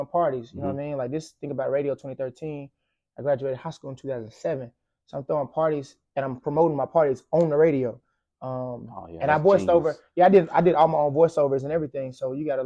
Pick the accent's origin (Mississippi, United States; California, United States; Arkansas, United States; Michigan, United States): Arkansas, United States; Little Rock; I'm from Little Rock, born and raised.